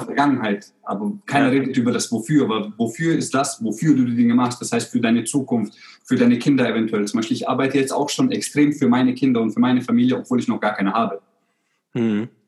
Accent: Germany; also born or lived in Croatia; ich bin ja in Kroatien geboren und wir sind, ich bin damals während dem Krieg geboren. Und wir sind dann 91, ich war 13 Monate alt, sind wir dann nach Deutschland gekommen.

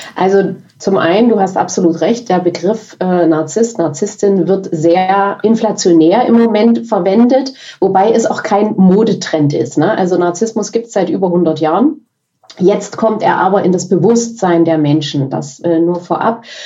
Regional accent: Dresden, Saxony, Germany; ich bin aus Dresden.

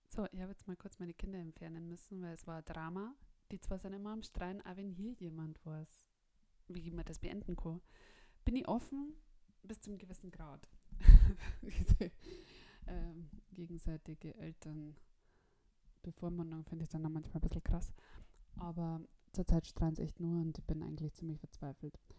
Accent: Bavaria, Germany; ich komme von uns aus Bayern

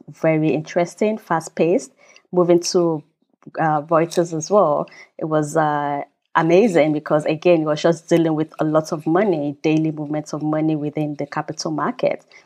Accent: Nigeria; also born or lived in United Kingdom / China / United States; now in Germany; I grew up in Nigeria, so I'm from Nigeria, even though I'm British citizen as well, living in Germany

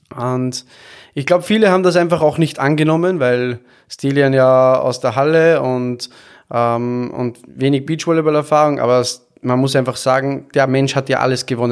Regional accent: Austria; moved away as an adult; also born or lived in Vienna / Stuttgart; now in Hamburg, Germany; ich bin Österreicher, der in Deutschland lebt

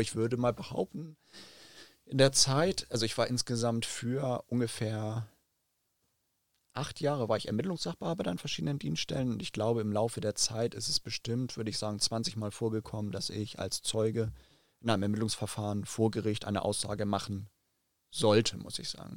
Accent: Hamburg, Germany; Also ich bin ja Hamburger, in Hamburg geboren, in Hamburg groß geworden und aufgewachsen

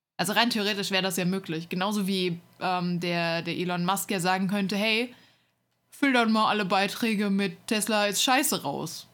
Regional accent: Hesse, Germany; moved away; in der Stadt, wo, wo ich herkomme, ähm, war mal der Hessentag

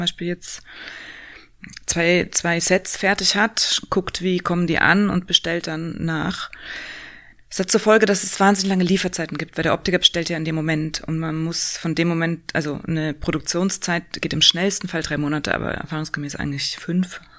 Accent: Upper Bavaria, Germany; moved away as an adult; now in Berlin, Germany; ich komme äh, aus Oberbayern

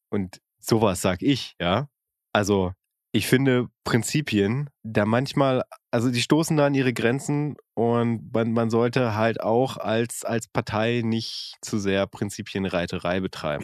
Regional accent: North Rhine-Westphalia, Germany; als geboren und aufgewachsener aus Westfalen

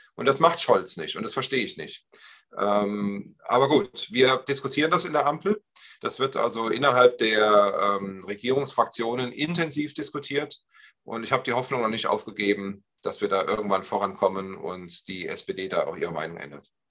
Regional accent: Germany; wir Deutschen

